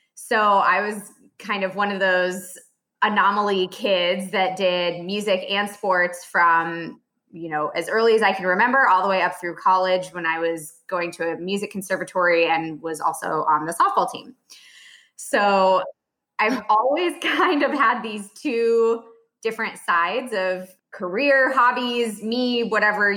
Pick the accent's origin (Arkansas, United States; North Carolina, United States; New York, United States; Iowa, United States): Iowa, United States; now in Dallas, United States; I'm originally from Iowa